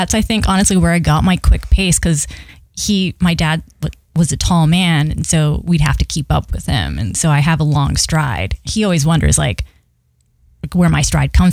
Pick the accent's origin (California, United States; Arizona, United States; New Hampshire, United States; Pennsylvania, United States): New Hampshire, United States; Littleton; I was born and raised in Littleton, New Hampshire